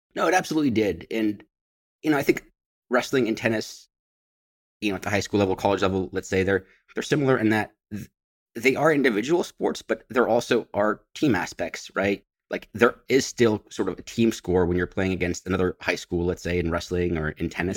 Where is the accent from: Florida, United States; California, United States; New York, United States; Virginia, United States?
California, United States; San Francisco Bay Area; moved away as an adult; I grew up in the San Francisco, uh, Bay Area, about twenty-five miles east of San Francisco